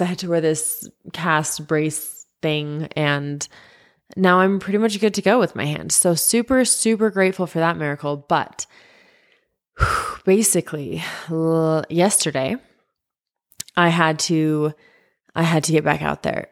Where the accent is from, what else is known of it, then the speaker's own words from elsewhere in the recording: Utah, United States; I grew up in Utah